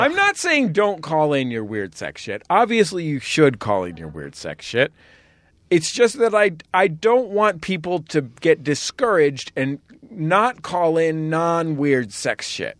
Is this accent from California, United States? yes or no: yes; San Francisco, California, United States; our apartment or flat in San Francisco